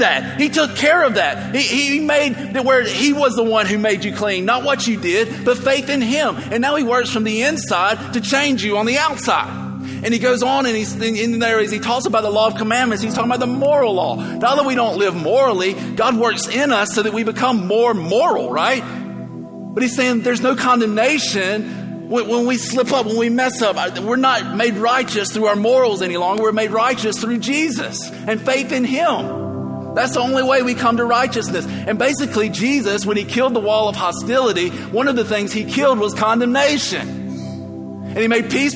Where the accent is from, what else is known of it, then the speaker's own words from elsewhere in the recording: the South, United States; I grew up in the South